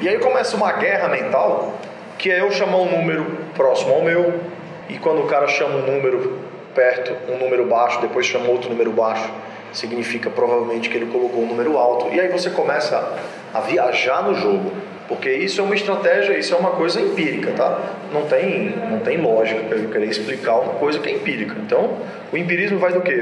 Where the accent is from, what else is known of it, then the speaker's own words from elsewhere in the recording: Brazil; como brasileiro